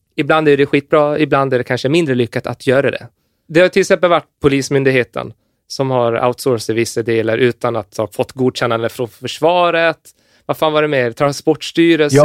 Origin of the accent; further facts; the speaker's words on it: Gotland, Sweden; jag är från Gotland